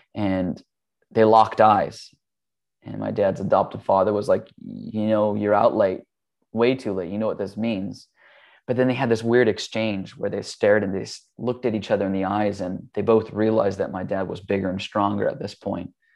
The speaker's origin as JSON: {"language": "English", "region": "Hawaii", "country": "United States", "tie": "born or raised there", "said": "I grew up in Hawaii. That's where I was born"}